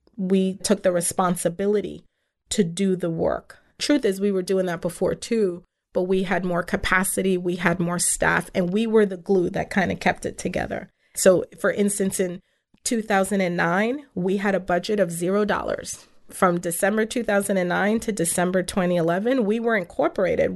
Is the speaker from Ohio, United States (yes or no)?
no; New York City, New York, United States; first language English; Coney Island is my hometown, it's where I grew up, it's where I spent my formative years